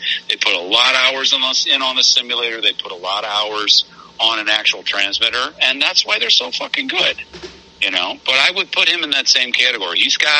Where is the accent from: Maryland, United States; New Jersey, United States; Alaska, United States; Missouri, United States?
Missouri, United States; St. Louis; Born and bred in St. Louis, just like me.